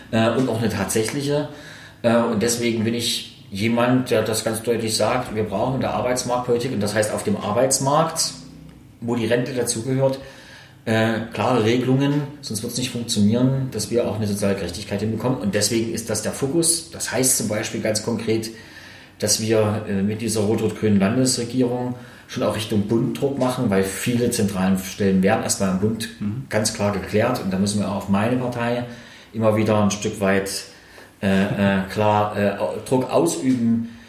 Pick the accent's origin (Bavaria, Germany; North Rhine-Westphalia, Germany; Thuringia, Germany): Thuringia, Germany; dass es zum einen im, bei uns in Thüringen, im Osten insgesamt, nach wie vor äh, ein klares Lohngefälle gibt